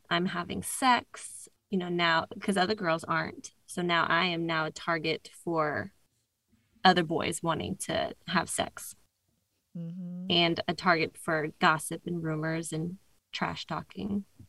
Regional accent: Northern Virginia, United States; I'm from Northern Virginia.

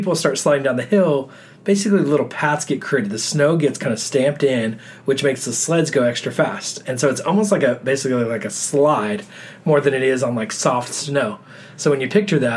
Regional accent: Texas, United States; moved away as an adult; now in New York City, United States; growing up in Texas

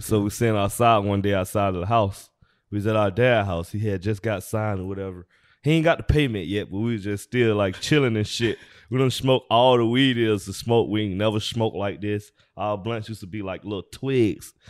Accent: Atlanta, Georgia, United States; also born or lived in California; now in Los Angeles, United States; we born and raised in Atlanta, Georgia

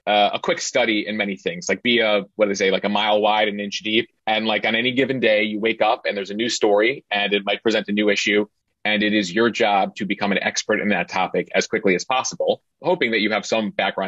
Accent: Chicago, Illinois, United States; moved away as an adult; I'm originally from the Chicago area

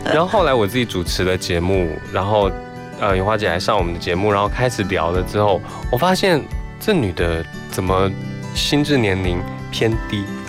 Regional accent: Taiwan; 可是你看到台湾我们对待这些长辈的时候

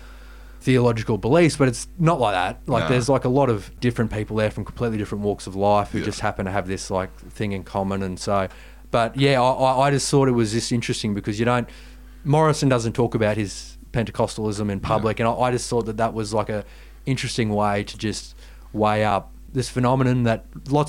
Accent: Darling Downs, Queensland, Australia; also born or lived in Kingaroy, Queensland; I come from the heartland of evangelical Christianity in Queensland, which is the Darling Downs

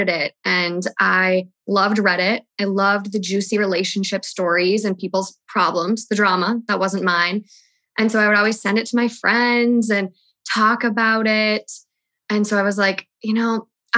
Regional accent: Minnesota, United States; moved away as an adult; now in Los Angeles, United States; I'm from Minnesota

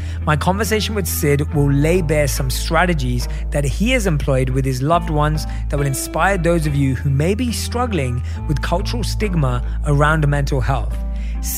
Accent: London, United Kingdom; I'm born and raised in London.

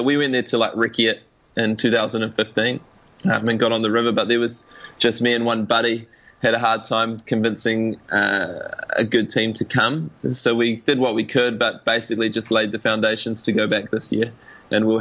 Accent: New Zealand; Being a Kiwi

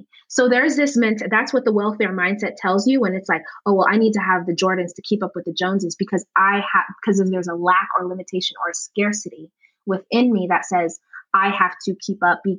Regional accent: Uganda; now in United States; I come from Uganda, and a lot of other cultures are collectivistic by nature.

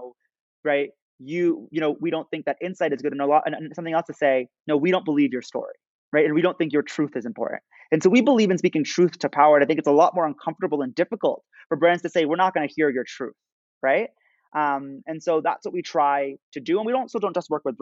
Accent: United States; growing up as an American Muslim

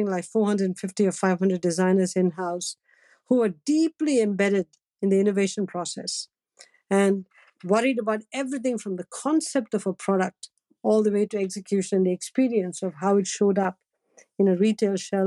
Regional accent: Chennai, Tamil Nadu, India; moved away; when we were growing up in Madras

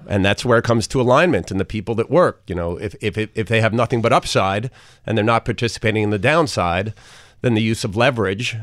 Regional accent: Port Washington, New York, United States; also born or lived in Brooklyn; I was raised in Port Washington

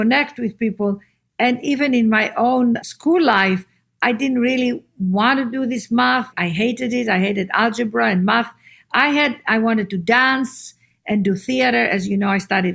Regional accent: Athens, Attica, Greece; moved away; also born or lived in London / New York; I was brought up in Greece. My mother left my father when Ariana and I were teenagers. And we were raised in a small little apartment in Athens

